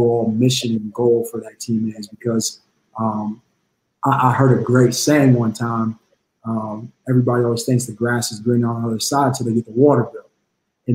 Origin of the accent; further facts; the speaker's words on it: Emporia, Kansas, United States; moved away as an adult; also born or lived in South Carolina / Illinois; from Emporia, Kansas, born and raised